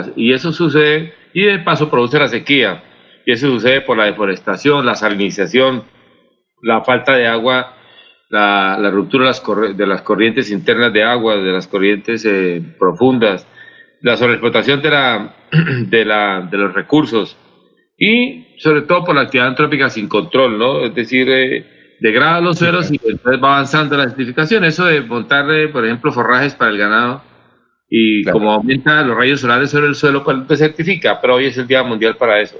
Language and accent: Spanish; Santander, Colombia; como santandereano y como colombiano